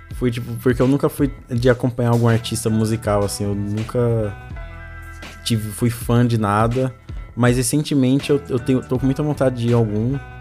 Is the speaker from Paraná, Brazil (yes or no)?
no; São Paulo, Brazil; eu sou cria aqui da Zona Leste